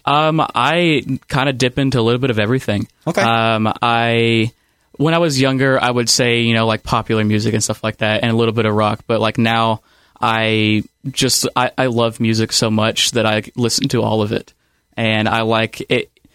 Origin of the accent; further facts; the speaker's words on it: Ohio County, Kentucky, United States; I grew up in Ohio County, Kentucky, so it's about a county over